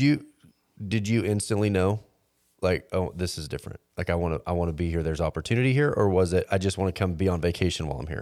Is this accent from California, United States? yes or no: no; Fort Worth, Texas, United States; moved away; also born or lived in Oregon; I grew up in Fort Worth